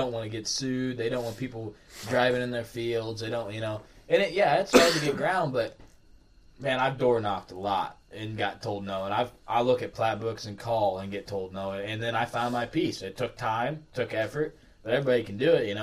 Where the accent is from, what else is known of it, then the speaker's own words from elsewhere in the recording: Missouri, United States; I'm from Missouri